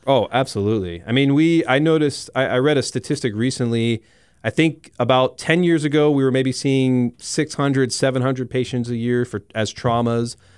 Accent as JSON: {"language": "English", "region": "South Florida", "country": "United States", "also_born_or_lived": "Iowa City, Iowa", "moved": "as an adult", "lives_now": "Rapid City, United States", "said": "I'm originally from South Florida"}